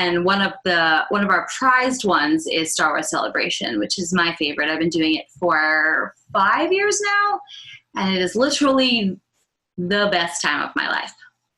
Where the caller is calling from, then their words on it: Charleston, South Carolina, United States; I am from Charleston, South Carolina.